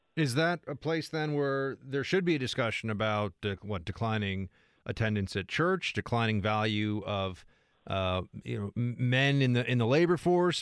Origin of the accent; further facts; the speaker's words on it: United States; I'm an American doing a show in America